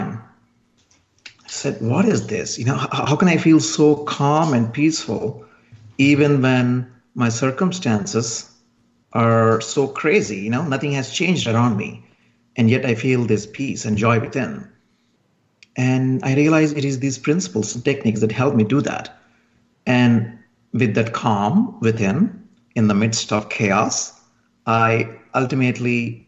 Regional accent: India; moved away as an adult; now in United States; I'm originally from India. And then I just came to the United States

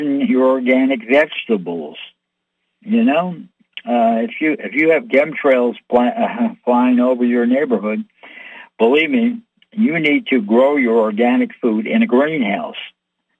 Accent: United States; I'm an American born, American lived here all my life.

